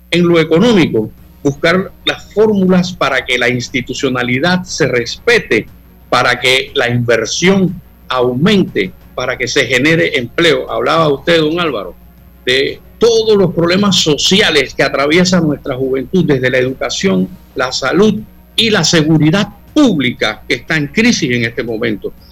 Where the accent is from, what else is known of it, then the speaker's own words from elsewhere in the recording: Panama; garantizando que en nuestro país haya oportunidades para todos los que somos panameños y los que han decidido convivir con nosotros